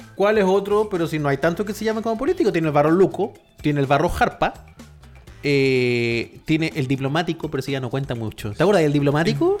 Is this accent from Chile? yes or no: yes; Chile; soy chileno